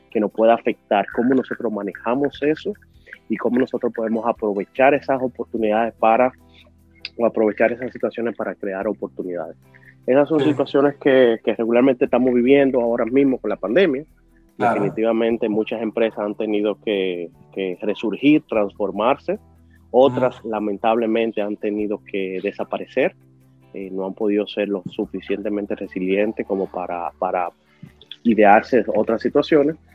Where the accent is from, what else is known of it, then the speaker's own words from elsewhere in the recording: Dominican Republic; accent: Dominican; Hasta con mi acento